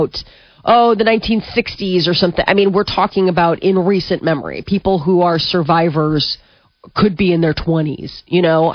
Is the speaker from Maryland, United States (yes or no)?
no; Omaha, Nebraska, United States; we grew up Catholic in Omaha